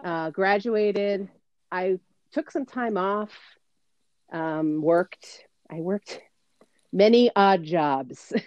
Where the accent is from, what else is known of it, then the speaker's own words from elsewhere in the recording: Mystic, Connecticut, United States; I grew up in Mystic, Connecticut, and you and I met at the amazing Stonington